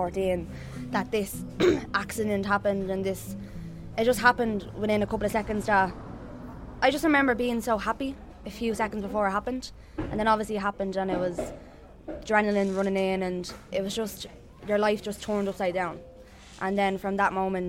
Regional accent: Dublin, Leinster, Ireland; I'm from Dublin

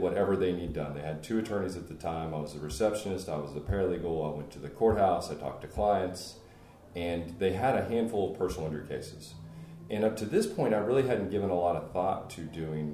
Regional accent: Longview, Texas, United States; I'm originally from East Texas, grew up in Longview, which is, for those of you not from Texas, about 45 miles west of the Louisiana border

